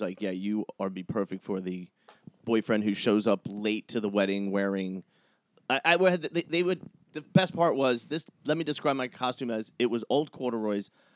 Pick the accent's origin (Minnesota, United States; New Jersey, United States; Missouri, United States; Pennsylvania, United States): Pennsylvania, United States; Philadelphia; moved away as an adult; also born or lived in New York / North Jersey; now in Los Angeles, United States; I'm originally from Philadelphia.